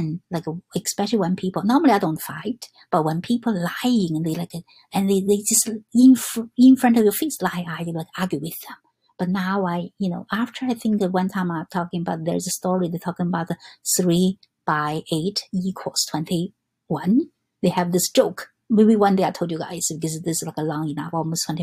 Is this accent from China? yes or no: yes; China; English is a second language; now in New York, United States; I'm come from China